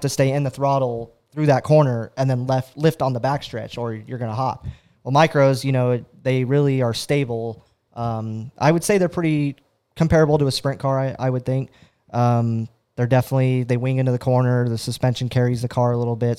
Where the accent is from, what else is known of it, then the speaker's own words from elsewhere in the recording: Fresno, California, United States; Fresno, California, uh, so, you know, about five hours from Red Bluff